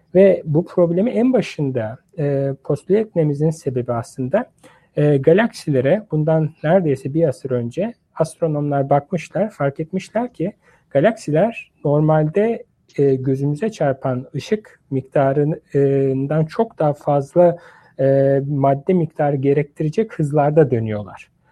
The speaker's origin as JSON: {"language": "Turkish", "region": "Istanbul", "country": "Turkey", "tie": "born or raised there", "also_born_or_lived": "Ankara, Turkey", "moved": "as an adult", "lives_now": "United States", "said": "ben İstanbul doğumluyum"}